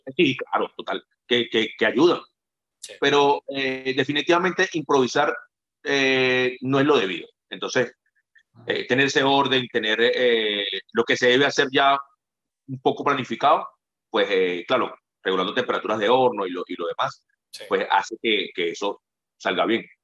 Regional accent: Venezuela; moved away; Venezuela es la tierra de mis raíces.

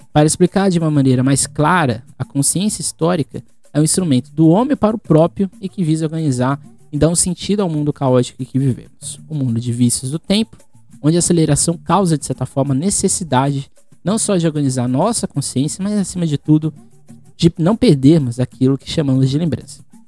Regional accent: Guarujá, São Paulo, Brazil; eu não saio do Guarujá desde março, eu sou do Guarujá

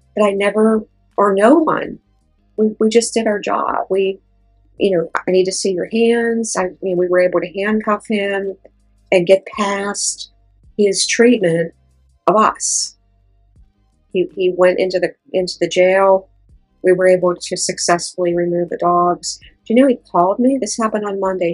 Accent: Pittsburgh, Pennsylvania, United States; born or raised there

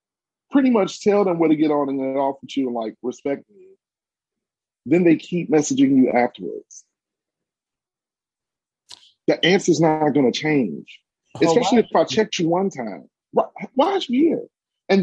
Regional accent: New Jersey, United States; I'm from Jersey

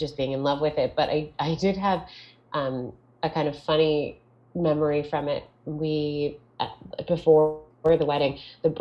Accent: Toronto, Ontario, Canada; I am from Toronto, Ontario, Canada

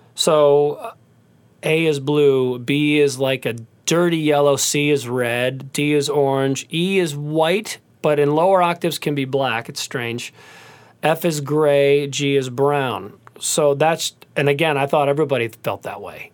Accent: Cleveland, Ohio, United States; I grew up in Cleveland, Ohio

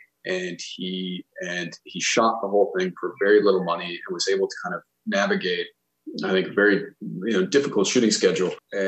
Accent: Minnesota, United States; I grew up in Minnesota

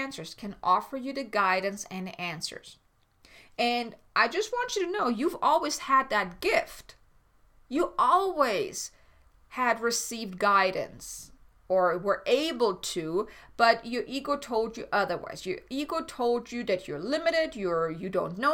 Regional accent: Germany; moved away; I'm from Germany

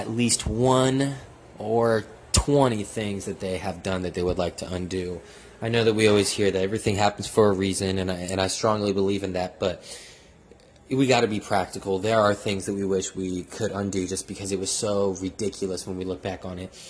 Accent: Seattle, Washington, United States; moved away as an adult; now in Houston, United States; I'm from Seattle, Washington, 206

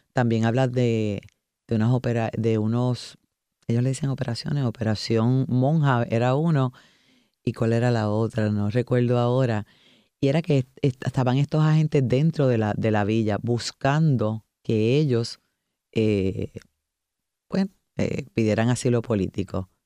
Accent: Puerto Rico; nos representan como puertorriqueños, no como ciudadanos estadounidenses

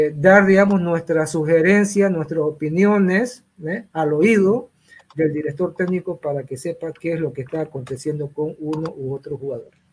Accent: Santa Cruz, Bolivia; me considero ya un, boliviano, un cruceño más

